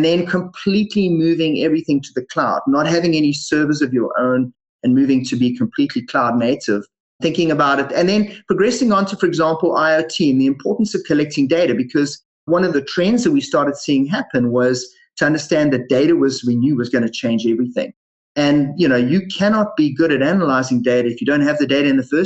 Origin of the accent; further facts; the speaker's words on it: South Africa; moved away as an adult; now in Canada; as you guys can hear from my funny accent and you mentioned before, I was originally born in South Africa